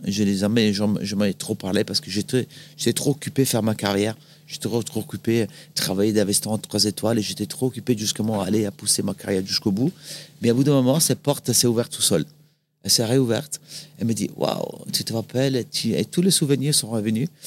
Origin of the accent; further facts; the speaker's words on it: Salò, Lombardy, Italy; French is a second language; moved away as an adult; also born or lived in France; je suis né dans une ville un peu. Euh, que ça fait un peu bizarre qu'on en apprenne ça. C'est Salo. C'est pas Salo. C'est Salo, S-A-L-O, avec l'accent, il y a très très longtemps, en 1976. Euh, c'est à côté du lac de Gardes. Du coup, une belle région, euh, région des lacs, qui est proche de la montagne en hiver, proche de, la mer en été. C'est là justement que j'ai grandi